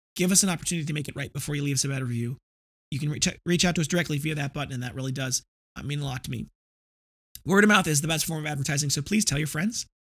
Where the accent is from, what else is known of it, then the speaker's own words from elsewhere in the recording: Midwest, United States; I come from the Midwest